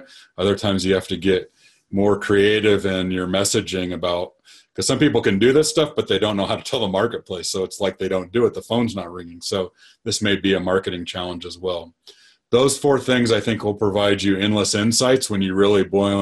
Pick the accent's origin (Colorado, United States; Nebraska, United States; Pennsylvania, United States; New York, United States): Nebraska, United States; I grew up in Nebraska